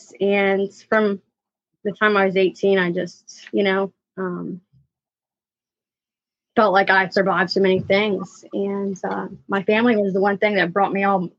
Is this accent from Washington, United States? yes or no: no; Hopewell, Pennsylvania, United States; I'm from a small town called Hopewell. So I'm a country girl